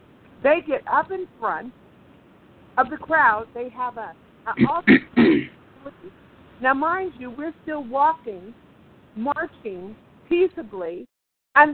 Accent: Oakland, California, United States; I'm from Oakland, California

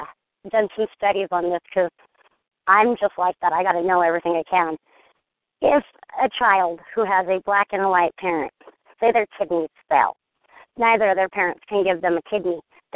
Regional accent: United States; We're American.

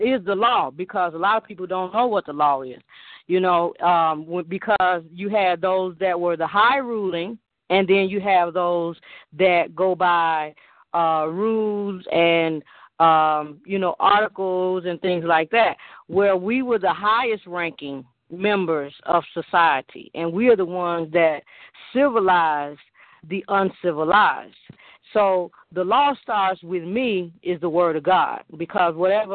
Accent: Chicago, Illinois, United States; moved away; also born or lived in Eatonton, Georgia; I'm from Chicago

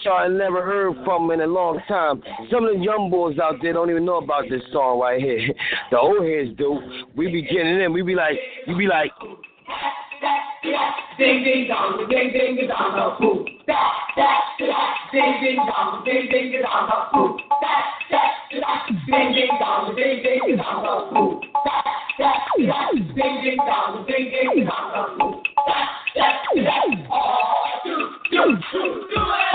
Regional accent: Philadelphia, Pennsylvania, United States; I'm from Philly

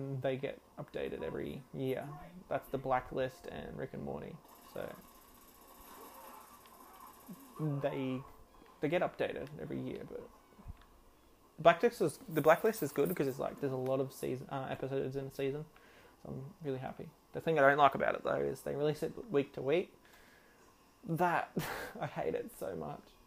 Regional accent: Australia; I'm an Australian

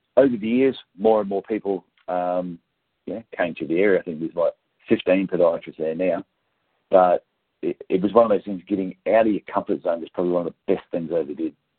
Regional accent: Gold Coast, Queensland, Australia; I grew up down around the Gold Coast area

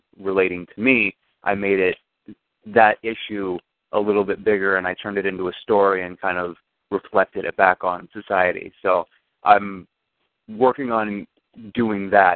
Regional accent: Lawrence, Kansas, United States; moved away as an adult; also born or lived in Los Angeles / Oakland / Grand Island, New York; now in Buffalo, United States; I was born and raised just out of Kansas City, so I've been all over the country for a little while. When I was right out of high school, I'm from Lawrence, Kansas.

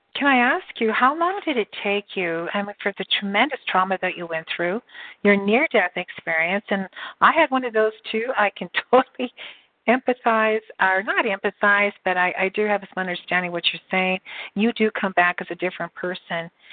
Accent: Canada; I'm Canadian too

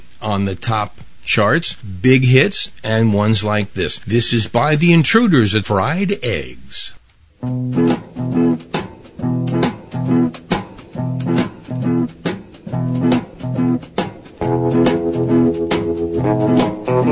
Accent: New York City, New York, United States; a teenager growing up in New York City.

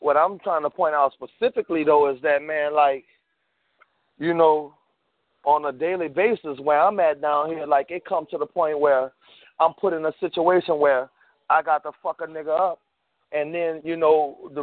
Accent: New Orleans, Louisiana, United States; I'm from New Orleans

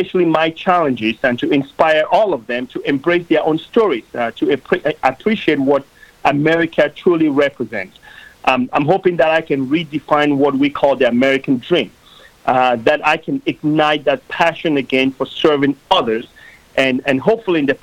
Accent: Cameroon; now in United States; I grew up in Cameroon, which is a country in the west coast of Africa.

